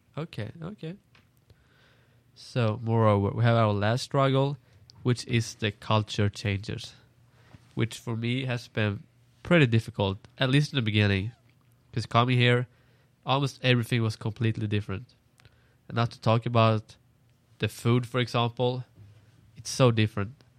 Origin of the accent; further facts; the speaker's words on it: Sweden; moved away as an adult; I'm from Sweden